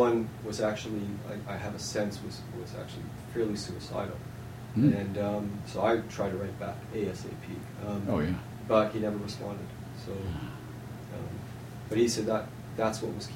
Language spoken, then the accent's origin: English; Winnipeg, Manitoba, Canada; I grew up in Winnipeg, which has the largest First Nations population, urban population in all of Canada.